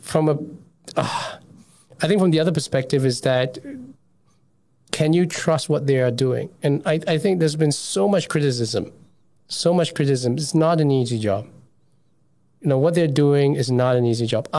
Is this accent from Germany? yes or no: no; Singapore; I'm Singaporean